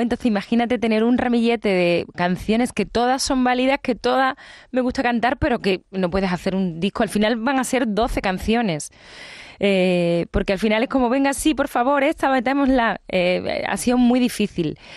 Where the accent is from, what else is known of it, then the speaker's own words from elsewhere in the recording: Seville, Andalusia, Spain; es mi tierra, es ese auditorio que para mí eh, significa muchas cosas, porque yo recuerdo cuando iba de pequeña a la Academia de Adelita Domingo, que está en la Alameda